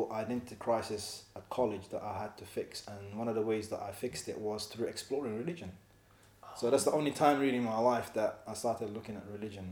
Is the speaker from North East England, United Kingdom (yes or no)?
no; London, United Kingdom; moved away as an adult; now in Edinburgh, United Kingdom; me being an African Muslim growing up in Leighton, multicultural